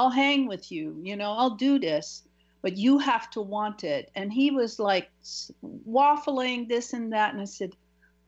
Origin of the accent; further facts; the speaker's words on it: Netherlands; now in United States; my home country, from Holland. I was living in the U.S.